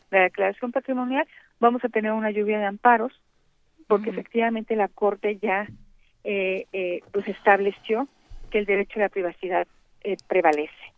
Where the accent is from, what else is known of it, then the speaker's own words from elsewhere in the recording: Mexico; los mexicanos sintamos que estamos avanzando